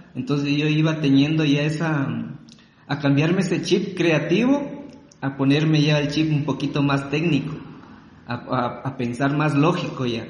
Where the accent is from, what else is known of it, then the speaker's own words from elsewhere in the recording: Ecuador; also born or lived in Riobamba; soy ecuatoriano. Soy ecuatoriano, tengo 35 años